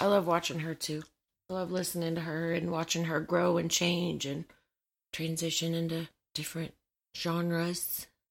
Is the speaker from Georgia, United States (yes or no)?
yes; Atlanta, Georgia, United States; Growing up in Atlanta